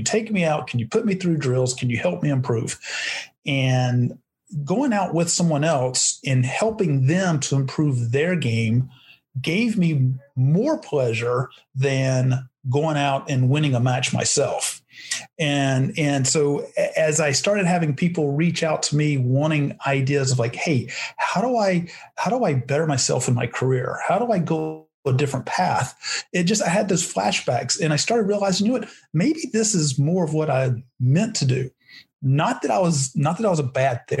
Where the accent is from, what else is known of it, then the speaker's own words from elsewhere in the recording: North Carolina, United States; also born or lived in Arizona; now in Scottsdale, United States; I'm originally from North Carolina. Always wanted to live out in Arizona, moved to Arizona in 1994.